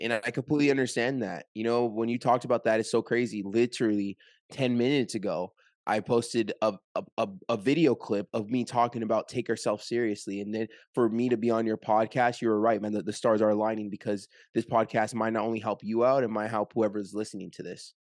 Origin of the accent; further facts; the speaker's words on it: Orange County, California, United States; moved away as an adult; now in Las Vegas, United States; I'm from Orange County, California, currently live, uh, just moved to Las Vegas